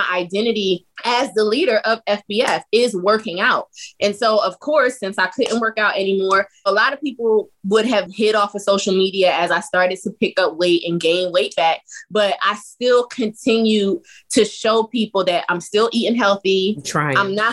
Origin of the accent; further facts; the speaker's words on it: South Carolina, United States; We're from the South. So we were home in South Carolina